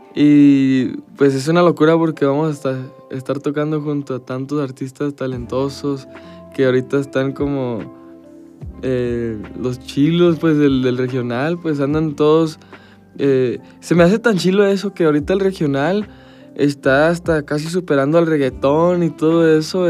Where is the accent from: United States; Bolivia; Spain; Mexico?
United States; nací en Estados Unidos